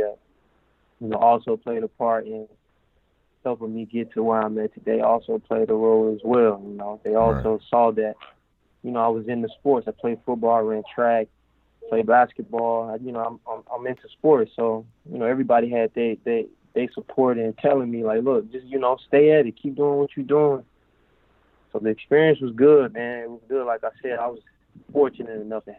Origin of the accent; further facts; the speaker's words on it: Nashville, Tennessee, United States; moved away as an adult; also born or lived in Morehead, Kentucky; now in Portugal; growing up in Nashville